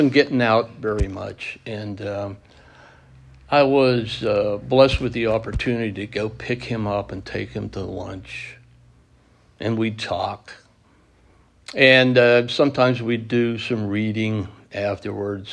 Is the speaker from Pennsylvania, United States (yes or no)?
yes; Pittsburgh, Pennsylvania, United States; We came from Pittsburgh. We were Steeler fans